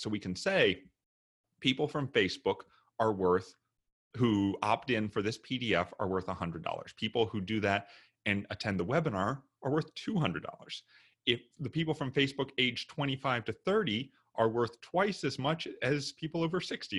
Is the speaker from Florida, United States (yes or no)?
no; Memphis, Tennessee, United States; moved away as an adult; also born or lived in New York / Japan; originally I'm from Memphis, Tennessee.